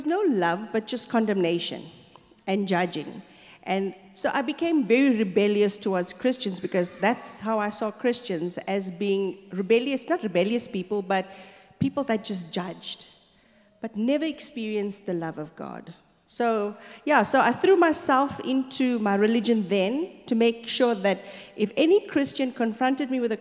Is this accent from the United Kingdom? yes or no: no; Stanger, KwaZulu-Natal, South Africa; moved away as an adult; also born or lived in Darnall / Durban / Johannesburg; we moved to Stanger. So I grew up in Stanger. I did my whole schooling in a little sugarcane plantation town